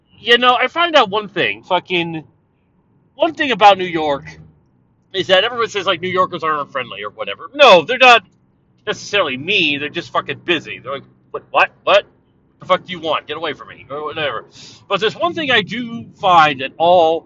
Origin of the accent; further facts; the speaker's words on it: Canada; I'm not an American, I'm a Canadian